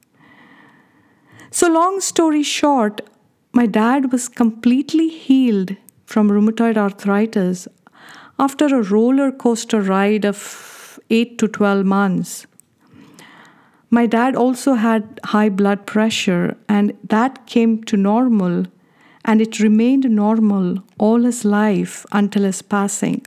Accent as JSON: {"language": "English", "country": "India", "tie": "born or raised there", "said": "Being born and brought up in India"}